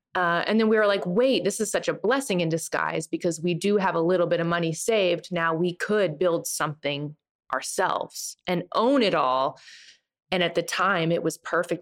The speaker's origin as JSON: {"language": "English", "region": "Nebraska", "country": "United States", "also_born_or_lived": "Boston", "moved": "as an adult", "said": "I'm from Nebraska"}